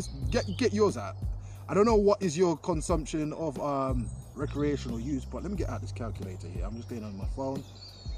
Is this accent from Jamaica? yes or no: yes; Jamaica; now in London, United Kingdom; growing up in Jamaica